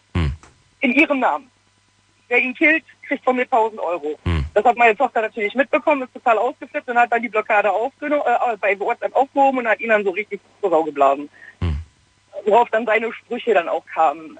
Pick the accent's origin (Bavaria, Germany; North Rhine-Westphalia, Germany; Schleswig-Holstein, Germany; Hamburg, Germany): North Rhine-Westphalia, Germany; Gladbach; moved away as an adult; habe ich meine Heimatstadt verlassen, bin aus Gladbach weggezogen